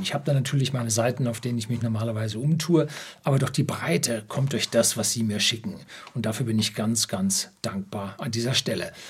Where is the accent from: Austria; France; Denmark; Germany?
Germany; bei uns in Deutschland